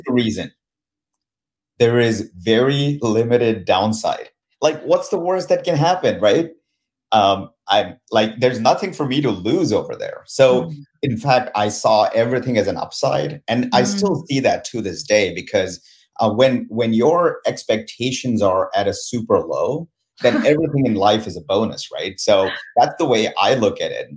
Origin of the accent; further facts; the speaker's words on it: India; moved away as an adult; now in United States; I was born and raised in India